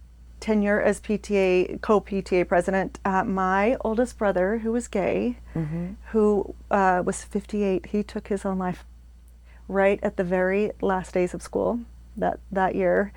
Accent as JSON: {"language": "English", "country": "United States", "tie": "born or raised there", "said": "I was born in Northern, in Palo Alto."}